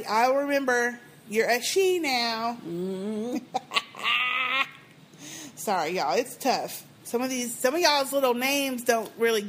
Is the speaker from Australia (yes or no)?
yes; Australia; Now, Tim from Australia, I am also from Australia.